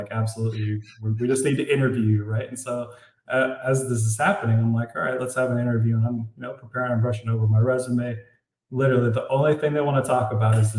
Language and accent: English; Florida, United States; moved away; also born or lived in Colorado; I'm moving back to Florida. I'm originally from Florida